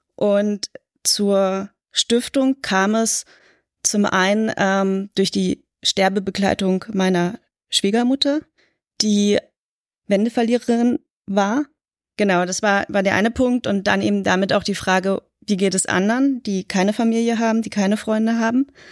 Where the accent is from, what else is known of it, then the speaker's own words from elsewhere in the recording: Berlin, Germany; Ich bin in West-Berlin aufgewachsen